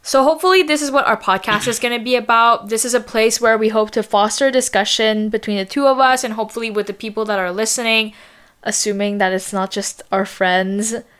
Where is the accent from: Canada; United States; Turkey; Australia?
Canada; Montreal, Quebec; We were born in Montreal, but we grew up in the suburbs